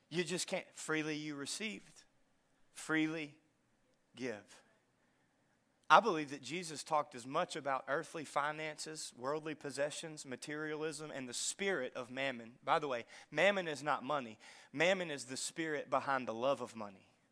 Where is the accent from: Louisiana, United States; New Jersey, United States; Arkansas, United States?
Louisiana, United States; North; moved away; I'm from North Louisiana